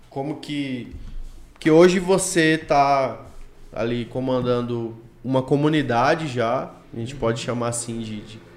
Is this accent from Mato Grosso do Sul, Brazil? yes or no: yes; Mato Grosso do Sul, Brazil; Eu sou de Mato Grosso do Sul.